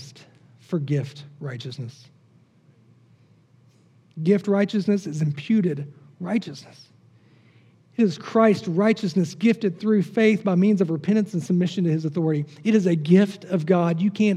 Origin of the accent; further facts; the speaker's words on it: the South, United States; I grew up in the South